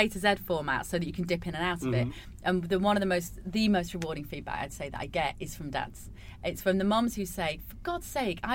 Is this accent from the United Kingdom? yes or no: yes; United Kingdom; we are so British